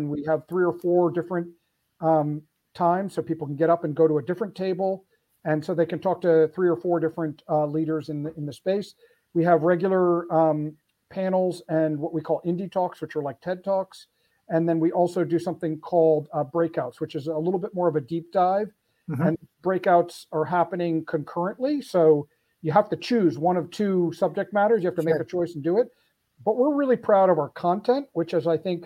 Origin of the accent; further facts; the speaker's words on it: Philadelphia, Pennsylvania, United States; here in my hometown of Philly